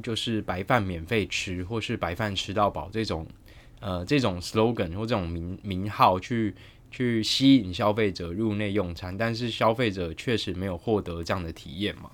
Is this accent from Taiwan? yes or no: yes; Taichung, Taiwan; 我台中人